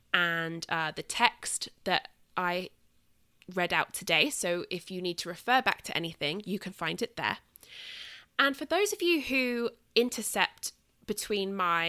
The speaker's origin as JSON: {"language": "English", "region": "southern England", "country": "United Kingdom", "accent": "British Southern", "said": "So I will be back here in 2 weeks, nattering on at you in my British Southern accent"}